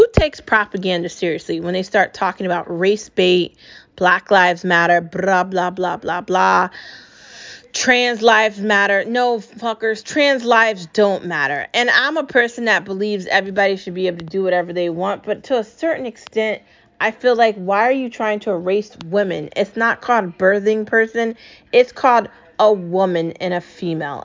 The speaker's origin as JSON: {"language": "English", "country": "United States", "tie": "born or raised there", "said": "I'm an American citizen. I was born in this country. I was raised in this country. I grew up in this country"}